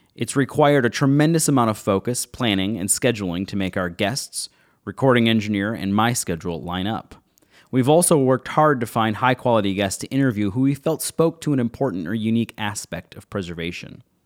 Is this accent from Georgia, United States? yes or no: no; Buffalo, New York, United States; Growing up in Buffalo, New York